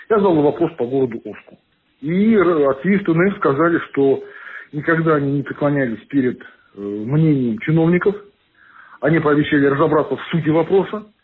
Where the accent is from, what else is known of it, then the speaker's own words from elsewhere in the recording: Orsk, Orenburg Oblast, Russia; moved away; Я очень, хоть я уехал из Орска, я постоянно смотрю, что происходит в городе.